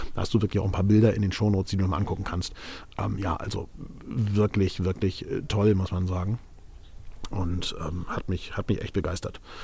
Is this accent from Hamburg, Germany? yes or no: yes; Hamburg, Germany; Ich bin ja Hamburger